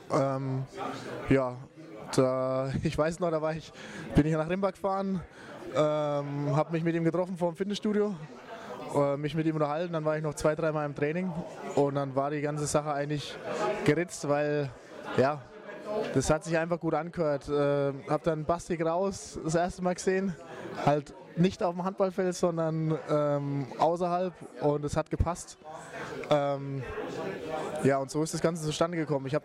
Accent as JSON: {"language": "German", "town": "Hart", "region": "Bavaria", "country": "Germany", "said": "zu mir, also ich bin aus Hart, das ist bei Nüdlingen, ist ein kleiner Ort mit 900 Einwohnern."}